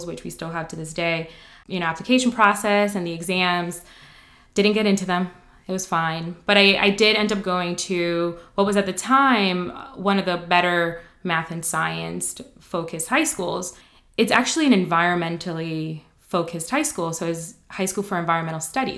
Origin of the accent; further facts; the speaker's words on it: New York City, New York, United States; also born or lived in Dominican Republic; we moved to New York, not very far from here, actually. Well, not very far from campus. Grew up on Morningside